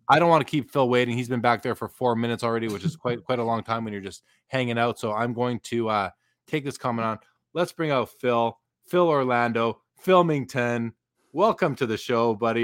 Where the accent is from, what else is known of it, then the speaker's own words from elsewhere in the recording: Canada; I'm definitely Canadian